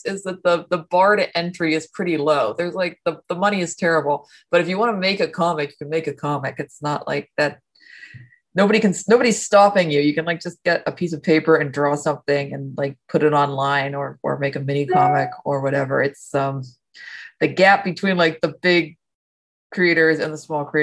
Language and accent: English; Ohio, United States; I grew up mostly in Ohio